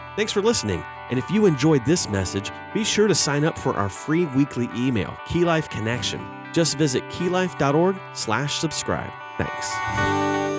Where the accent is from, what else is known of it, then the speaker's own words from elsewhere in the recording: Oviedo, Florida, United States; my hometown of Oviedo